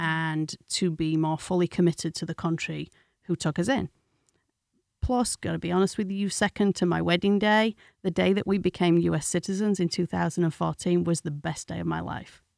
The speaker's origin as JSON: {"language": "English", "town": "Castleford", "region": "Yorkshire and the Humber", "country": "United Kingdom", "moved": "as an adult", "lives_now": "United States", "said": "I am originally from a small town in West Yorkshire called Castleford."}